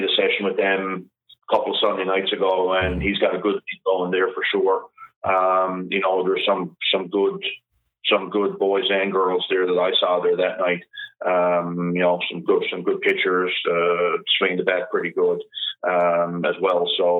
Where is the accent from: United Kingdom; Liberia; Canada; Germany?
Canada; Portugal Cove, Newfoundland and Labrador; I grew up in Portugal, Cove. I still live here.